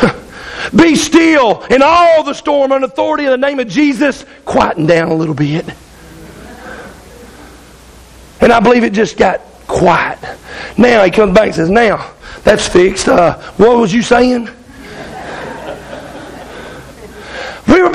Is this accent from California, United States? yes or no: no; Arkansas, United States; I'm from Arkansas